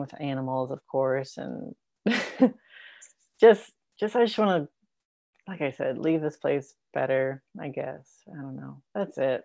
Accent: Raleigh, Missouri, United States; my hometown of Raleigh, Missouri

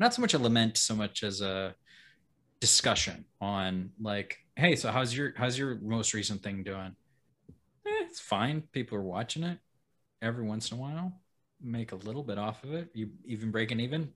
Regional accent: Alaska, United States; moved away; I grew up in Alaska

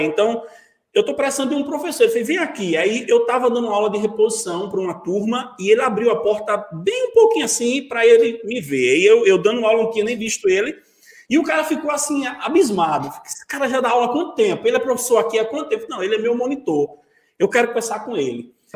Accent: Vitória de Santo Antão, Pernambuco, Brazil; moved away as an adult; also born or lived in Salgueiro / Serra Talhada; now in João Pessoa, Brazil; Quando eu voltei para Vitória, eu voltei como professor daquela escola

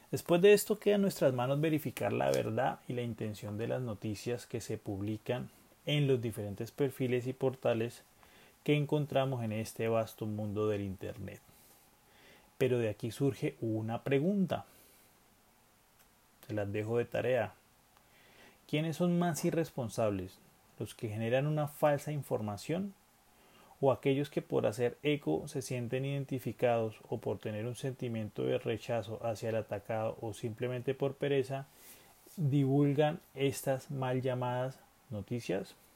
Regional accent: Colombia; Además, como buenos colombianos, tenemos esa malicia indígena a la hora de saber cuándo nos están metiendo a la boca, los dedos a la boca.

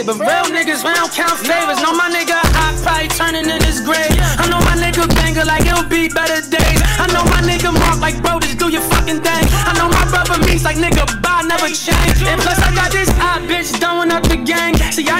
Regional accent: Marion, United States; man. Man, I'm from there, my mother from there, her mother from there, her mother from there. Hey, I'm from Marion

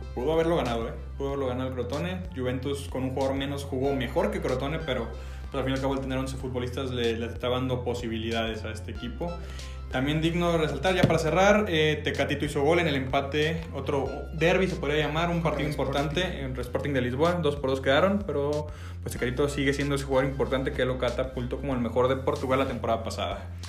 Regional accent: Mexico; also born or lived in Guadalajara, Jalisco; nosotros que somos mexicanos

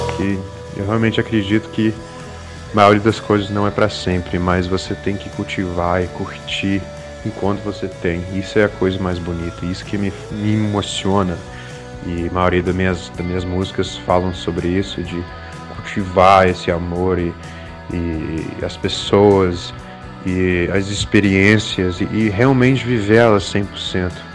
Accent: United States; now in Brazil; crescendo lá nos Estados Unidos, eu sempre quis ser americano. Eu sempre quis me encaixar. Eu era imigrante, de família imigrante

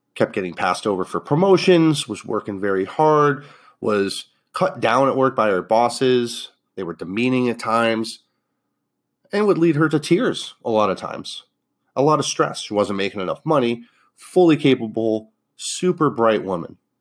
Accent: Northeast, United States; moved away; also born or lived in Fort Lauderdale, Florida; I grew up in the Northeast

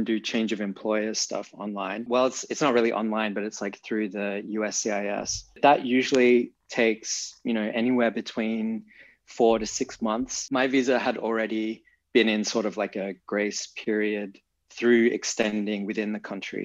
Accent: Perth, Western Australia, Australia; moved away as an adult; also born or lived in Berlin, Germany; now in New York, United States; Right now I'm in Perth in Australia, which is my hometown

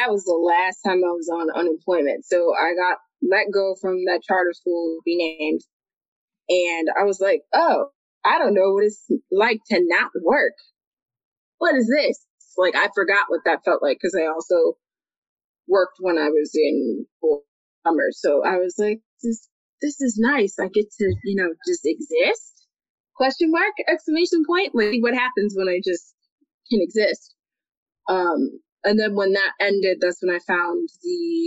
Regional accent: New York, United States; I was born in December of 1990. So I was made to wait in New York

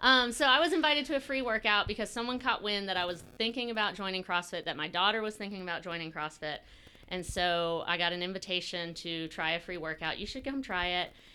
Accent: Brunswick, Georgia, United States; I grew up here in Brunswick, Georgia

